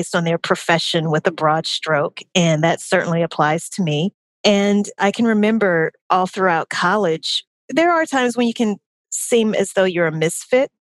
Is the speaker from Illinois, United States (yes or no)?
no; Baton Rouge, Louisiana, United States; moved away as an adult; also born or lived in New Orleans, Louisiana; now in Atlanta, United States; I am originally from Baton Rouge, Louisiana, lived in New Orleans for about 8 years